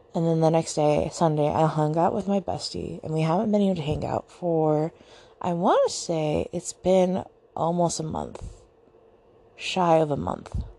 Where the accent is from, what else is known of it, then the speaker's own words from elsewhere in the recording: Southern Virginia, United States; I am from Virginia. Specifically Southern Virginia